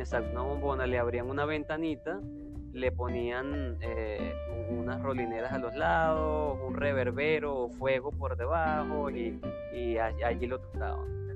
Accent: Queniquea, Táchira, Venezuela; nosotros nacimos en, en, una pequeña población del estado Táchira, Que Queniquea, se llama el pueblo

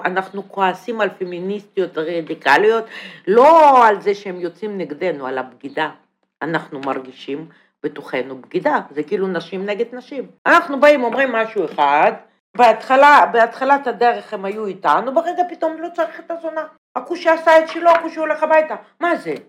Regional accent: Russia; Hebrew is a second language; moved away as an adult; now in Israel; אני באה מרוסיה

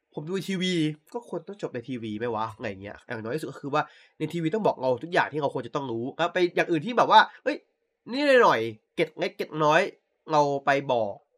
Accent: Central Thailand, Thailand; กูคนภาคกลางไง

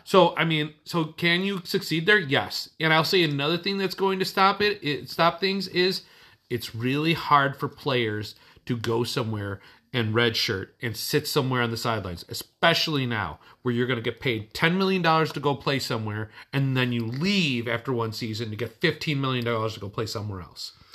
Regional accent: Chicago, Illinois, United States; we're from Chicago

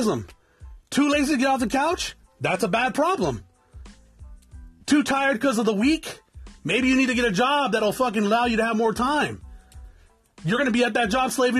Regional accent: South Tucson, Arizona, United States; I'm from South Tucson and that's the way we talk

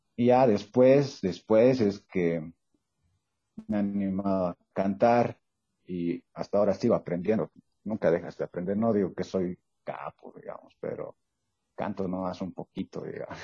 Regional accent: Sucre, Chuquisaca, Bolivia; soy de Sucre

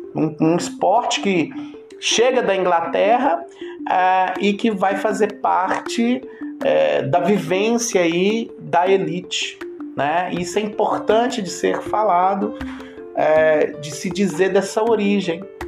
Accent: Brazil; como bom brasileiro é, que sou

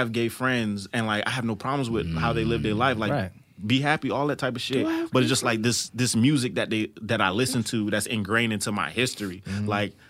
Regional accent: East Coast, United States; I'm from the East Coast

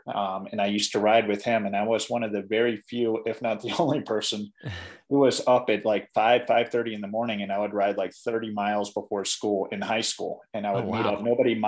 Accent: Ashland, Virginia, United States; moved away as an adult; now in Colorado, United States; I grew up in Ashland.

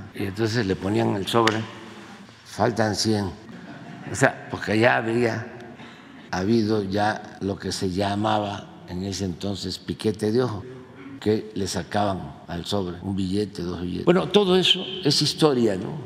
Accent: Tabasco, Mexico; moved away as an adult; now in Mexico City, Mexico; yo llegué a la Ciudad de México a principios de 1973 a estudiar en la casa del estudiante tabasqueño. Aquí en Violeta en la colonia Guerrero. Ahí vivíamos 80 estudiantes. Imagínense, 80 tabasqueños jóvenes juntos

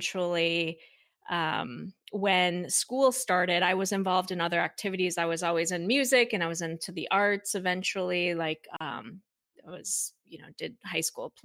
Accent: Minnesota, United States; I grew up in Minnesota, and I am one of two children

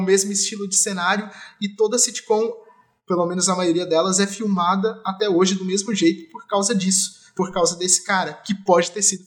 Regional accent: Jacareí, São Paulo, Brazil; now in São Paulo, Brazil; quando eu era pequeno eu morava em Jacareí, minha avó ainda mora lá

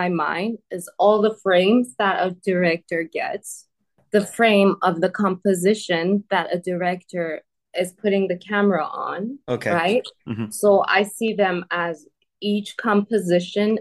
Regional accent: Iran; moved away as an adult; now in Canada; I'm Persian. I'm from Iran

